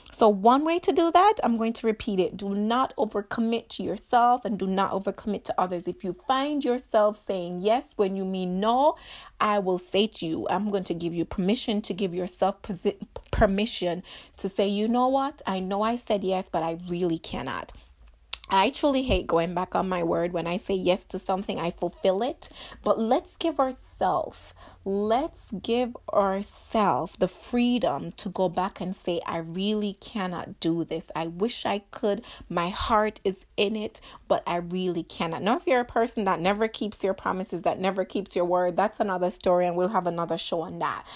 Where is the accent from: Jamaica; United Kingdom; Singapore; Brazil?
Jamaica; growing up in Jamaica